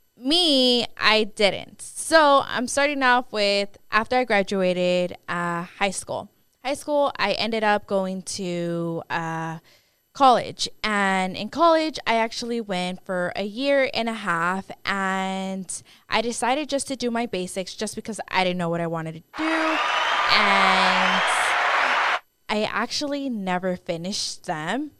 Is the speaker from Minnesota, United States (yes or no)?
no; Dallas, Texas, United States; I am from Dallas, Texas. I was born and raised here.